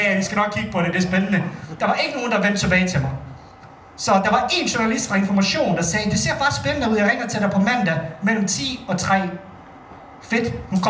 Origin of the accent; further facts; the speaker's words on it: Bosnia & Herzegovina; now in Denmark; Jeg kommer oprindeligt fra Bosnien